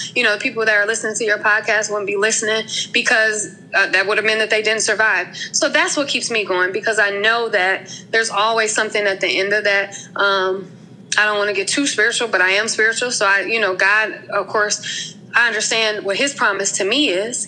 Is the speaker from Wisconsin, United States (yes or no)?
yes; Milwaukee, Wisconsin, United States; moved away as an adult; also born or lived in Atlanta, Georgia / Maryland; I am from um, Milwaukee, Wisconsin. I was born and raised there. I Lived there for 30 years